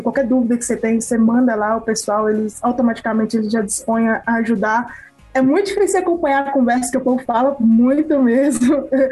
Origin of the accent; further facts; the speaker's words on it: Turmalina, Minas Gerais, Brazil; Eu sou de Turmalina e daqui de BH são 500 quilômetros, quase 550